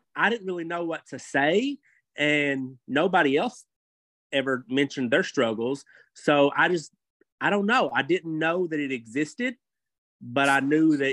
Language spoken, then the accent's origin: English; Kentucky, United States; I'm from Kentucky, okay? I'm from a very small town in Kentucky. We go swimming in the river